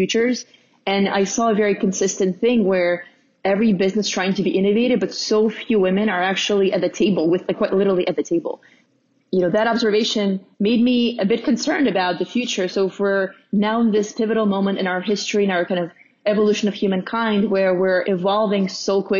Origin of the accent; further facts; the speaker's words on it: Russia; now in United States; growing up in Russia was, you know, really unique and different.